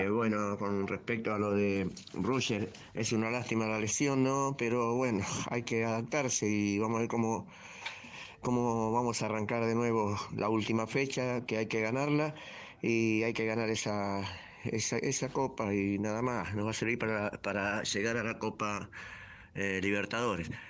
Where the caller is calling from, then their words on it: Monte Grande, Buenos Aires Province, Argentina; Hola Ramiro … de Montegrande.